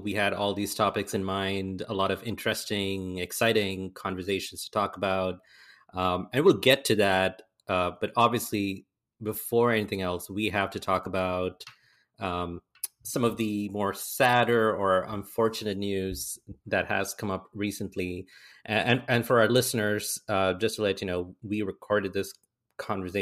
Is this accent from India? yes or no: yes; India; as Indian fans